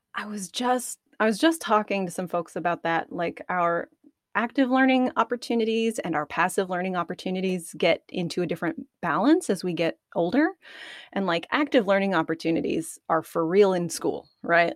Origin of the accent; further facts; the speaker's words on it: Arkansas, United States; I'm from Arkansas